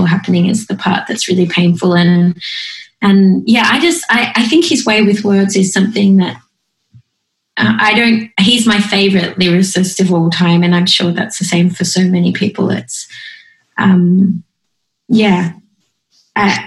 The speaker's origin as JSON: {"language": "English", "country": "Australia", "said": "I'm not patriotic at all about being Australian"}